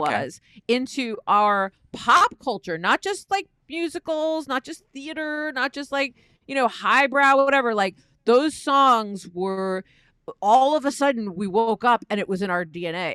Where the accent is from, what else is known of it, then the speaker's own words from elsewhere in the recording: East Coast, United States; I am not from the South. I'm from the East Coast